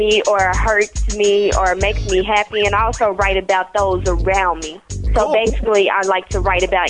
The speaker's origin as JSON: {"language": "English", "town": "Dallas", "region": "Texas", "country": "United States", "said": "I'm 16 and I'm from Dallas, Texas."}